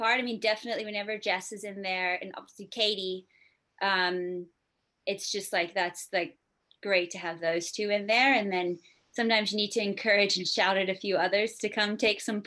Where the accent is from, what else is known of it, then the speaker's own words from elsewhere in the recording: Bermuda; now in Stellenbosch, South Africa; I'm from Bermuda.